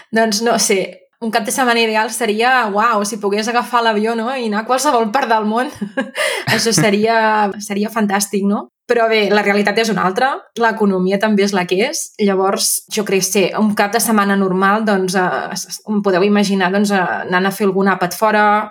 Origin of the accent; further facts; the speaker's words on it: Súria, Catalonia, Spain; moved away as an adult; now in Manresa, Spain; sóc de Súria, els mm -hmm. meus pares viuen a Súria i sóc de Súria tota la vida